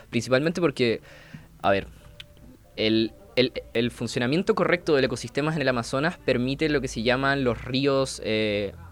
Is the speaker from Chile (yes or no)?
yes; Chile; siento que como el chileno tiene la, cordillera de un lado, el mar del otro, desde que hablamos más rápido, porque así se transmite la frecuencia más